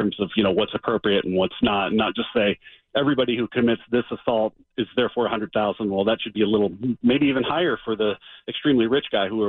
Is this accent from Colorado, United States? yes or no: yes; Denver, Colorado, United States; my hometown of Denver